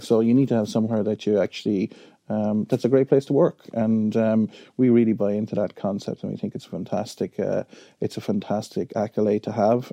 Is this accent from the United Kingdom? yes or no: no; Wexford, Leinster, Ireland; I'm from Wexford. Um, I'm very proud of being from Wexford.